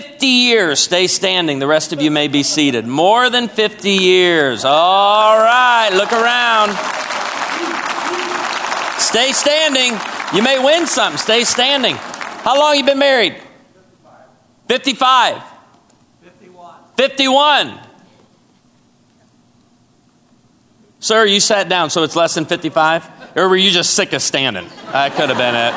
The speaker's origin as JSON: {"language": "English", "town": "Chicago", "region": "Illinois", "country": "United States", "tie": "born or raised there", "also_born_or_lived": "Naperville, Illinois", "moved": "yes", "lives_now": "Branson, United States", "said": "I was born and raised in Chicago"}